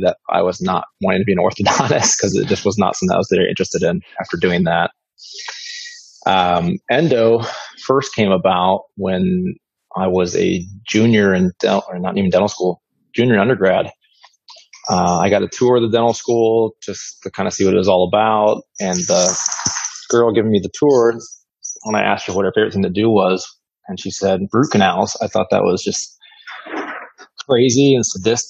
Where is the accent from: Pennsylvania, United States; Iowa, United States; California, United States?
Iowa, United States; Iowa City; moved away as an adult; now in Brandon, United States; I was born and raised in Iowa City, Iowa.